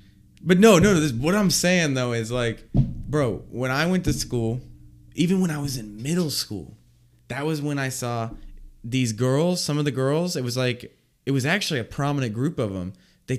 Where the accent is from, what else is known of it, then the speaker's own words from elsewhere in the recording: Midwest, United States; We're from the Midwest, like, and so